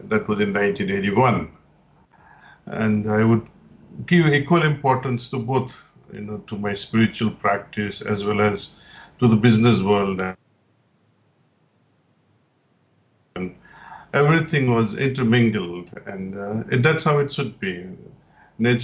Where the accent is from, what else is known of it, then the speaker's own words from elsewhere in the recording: India; moved away as an adult; also born or lived in New York, United States / California, United States; I was born in India